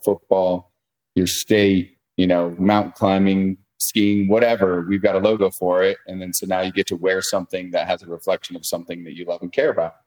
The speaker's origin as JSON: {"language": "English", "town": "South Lake Tahoe", "region": "California", "country": "United States", "tie": "born or raised there", "said": "I'm born and raised in Lake Tahoe"}